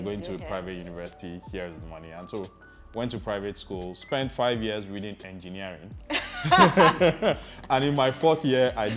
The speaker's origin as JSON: {"language": "English", "region": "Lagos", "country": "Nigeria", "tie": "born or raised there", "said": "I was born in Lagos, born in Apapa, but grew up on Allen most of my life, all of my life actually"}